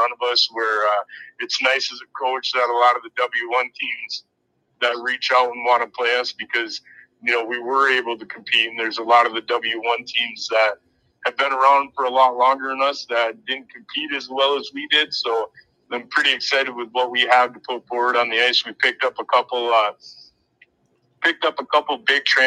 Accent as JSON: {"language": "English", "town": "Sault Ste. Marie", "region": "Michigan", "country": "United States", "tie": "born or raised there", "said": "I'm living my dream up here, being born and raised in the Sioux"}